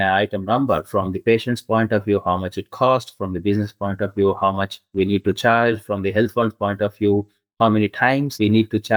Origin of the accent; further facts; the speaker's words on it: India; English is a second language; moved away as an adult; also born or lived in Karnataka (studied near Bangalore); now in Australia; When I moved from India to here, I was like a fresh graduate, even though I had a experience back home in India.